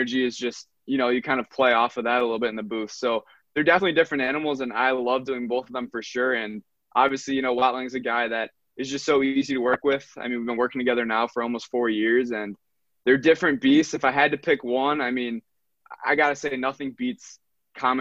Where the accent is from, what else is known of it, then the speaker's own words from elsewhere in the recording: Syracuse, New York, United States; also born or lived in Buffalo, New York; I was born in Buffalo, raised in Syracuse